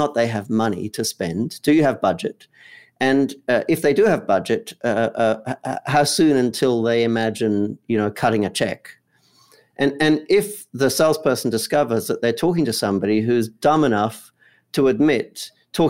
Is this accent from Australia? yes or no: yes; Australia; moved away as an adult; now in Los Angeles, United States; I'm based in Los Angeles, although I grew up in Australia